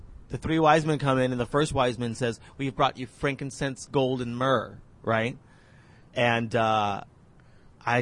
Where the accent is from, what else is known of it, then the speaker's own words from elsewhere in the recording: Las Vegas, Nevada, United States; moved away as an adult; also born or lived in New Mexico / Boston; Went through puberty in Vegas